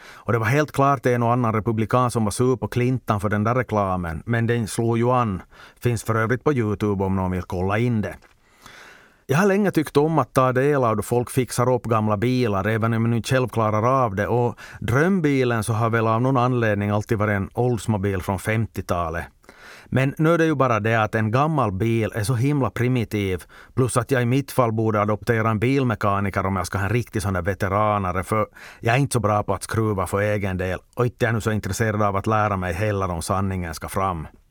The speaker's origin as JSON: {"language": "Swedish", "region": "Ostrobothnia", "country": "Finland", "said": "jag som svensk österbottning"}